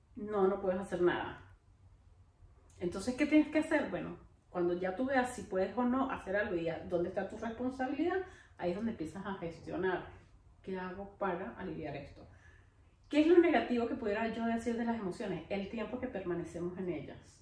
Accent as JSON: {"language": "Spanish", "country": "Venezuela", "moved": "as an adult", "said": "Yo nunca quise salir de Venezuela"}